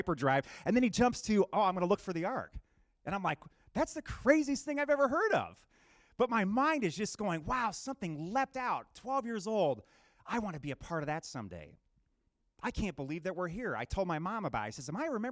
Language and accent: English; New Jersey, United States; moved away; also born or lived in Michigan; I'm on the Jersey Shore growing up in New Jersey